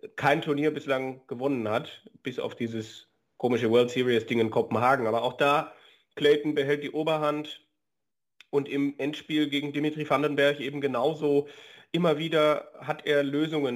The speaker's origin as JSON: {"language": "German", "country": "Germany", "said": "bei uns in Deutschland"}